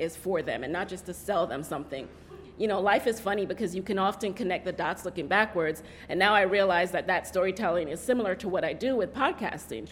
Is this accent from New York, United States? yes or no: yes; New York City, New York, United States; also born or lived in Jamaica; I actually grew up in the Bronx, so I'm a native New Yorker as well, and I'm originally from Jamaica